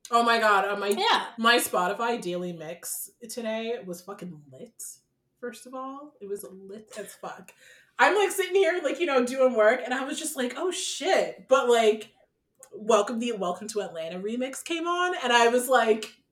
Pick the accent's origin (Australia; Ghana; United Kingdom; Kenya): Ghana; Like I love at the end of the day being Ghanaian and going to a Ghanaian party of some sort